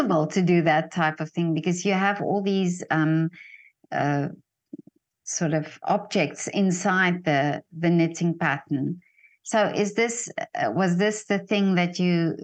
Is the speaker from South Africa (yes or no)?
yes; South Africa; from South Africa